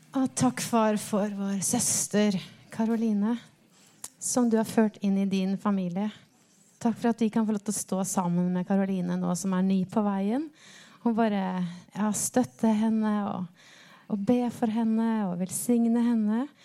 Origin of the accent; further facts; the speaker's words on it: Rena, Hedmark, Innlandet, Norway; moved away; Opprinnelig så er jeg fra Rema i gamle Hedmark